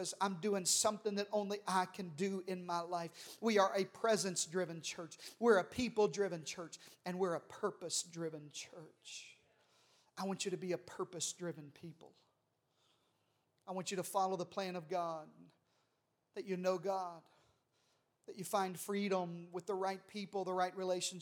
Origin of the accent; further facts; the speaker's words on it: Arkansas, United States; I'm from Arkansas